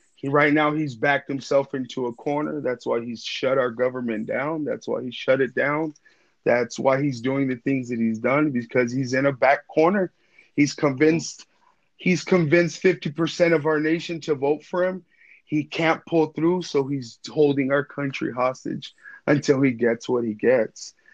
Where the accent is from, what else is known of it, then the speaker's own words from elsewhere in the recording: West Texas, United States; moved away; I'm from West Texas.